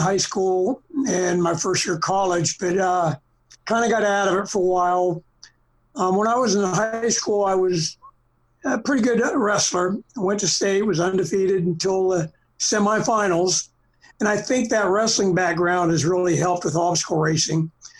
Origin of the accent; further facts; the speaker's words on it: Boston, Massachusetts, United States; born there; I was born in Boston. My father was from Boston